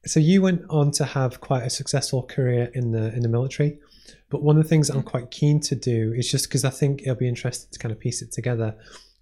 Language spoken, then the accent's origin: English; Maghull, North West England, United Kingdom; I grew up in Liverpool, but it's technically, yeah. It was a town called Magal, which is near Ormskirk